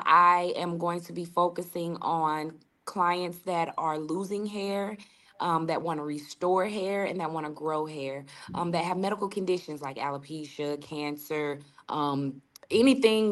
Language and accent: English; St. Louis, Missouri, United States; also born or lived in Seattle, Washington; Originally, I'm from Seattle, Washington, but I moved here as a girl, and I grew, and St. Louis has made me. This is my home